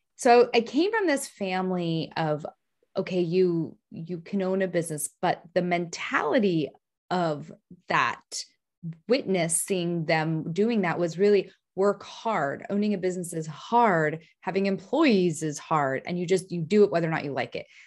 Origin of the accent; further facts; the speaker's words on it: San Francisco, California, United States; I'm from San Francisco